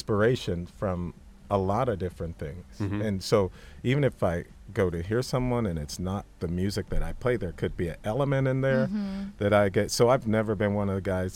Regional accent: Santa Monica, California, United States; I grew up a skater in Santa Monica.

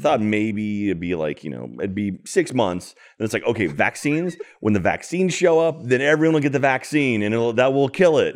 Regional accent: United States; I'm from America.

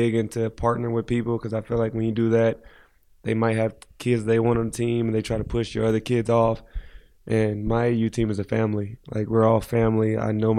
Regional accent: Indianapolis, Indiana, United States; moved away; growing up as a kid in Indianapolis

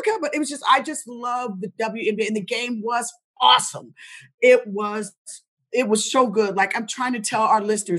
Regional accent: Indianapolis, Indiana, United States; I'm from Indianapolis, Indiana, so I'm a Hoosier.

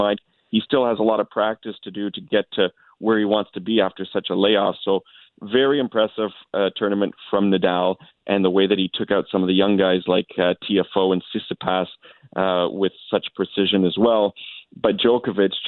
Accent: Canada; as Canadian, you know, reporters

